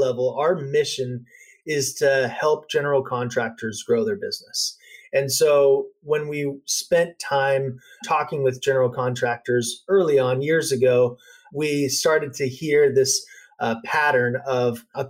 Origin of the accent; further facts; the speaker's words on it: Dallas, Texas, United States; now in California, United States; I grew up in Dallas